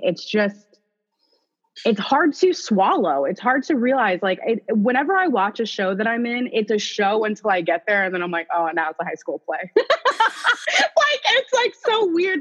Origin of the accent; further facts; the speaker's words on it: Orlando, Florida, United States; now in Los Angeles, United States; I'm from O Town, the big 407